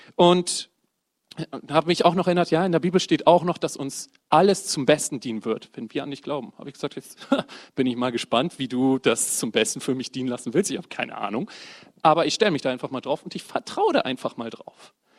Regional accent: Bremen, Germany; now in Oldenburg, Germany; komme aus dem wunderschönen Oldenburg, gebürtiger Bremer

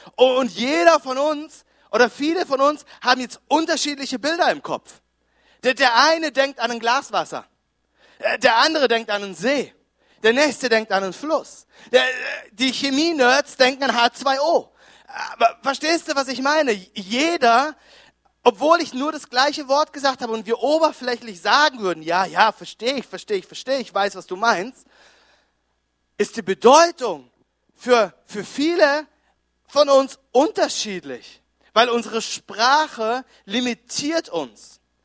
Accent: Konstanz, Baden-Württemberg, Germany; moved away as an adult; also born or lived in Düsseldorf; wir kommen ursprünglich, ich komme aus Konstanz am, am Bodensee

